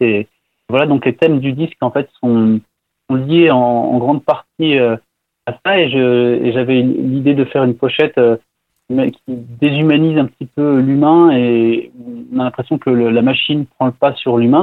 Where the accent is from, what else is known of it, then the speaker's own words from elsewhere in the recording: France; je suis français